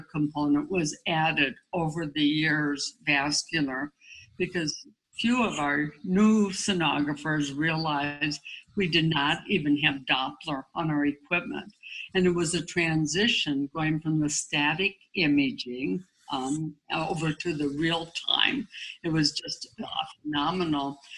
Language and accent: English; Aberdeen, South Dakota, United States; I grew up in South Dakota, and um, we actually lived on a farm and then moved to a city uh, in Aberdeen.